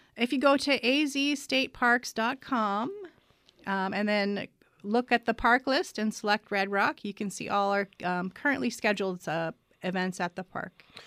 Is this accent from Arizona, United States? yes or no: yes; Arizona, United States; I grew up in Arizona